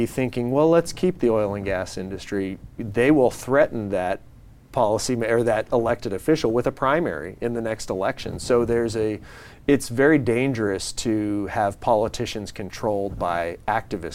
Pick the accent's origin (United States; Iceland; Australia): United States; San Diego, California; I'm born and raised in San Diego.